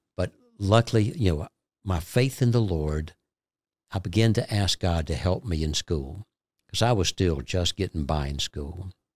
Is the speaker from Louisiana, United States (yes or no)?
no; Georgia, United States; we came back into my hometown in Georgia